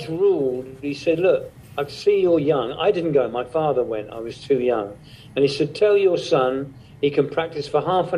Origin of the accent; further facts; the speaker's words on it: England, United Kingdom; Where I was brought up in England was very, very remote